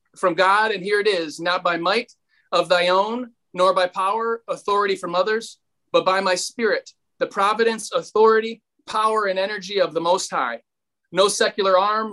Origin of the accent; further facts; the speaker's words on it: Kalamazoo, Michigan, United States; I'm from Kalamazoo, Michigan